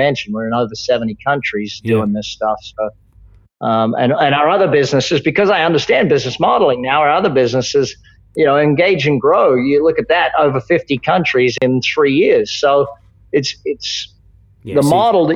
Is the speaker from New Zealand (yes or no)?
no; Australia; I grew up in Australia